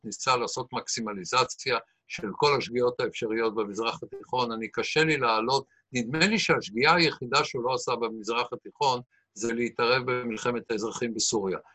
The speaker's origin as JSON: {"language": "Hebrew", "country": "Israel", "said": "אפילו כישראלי"}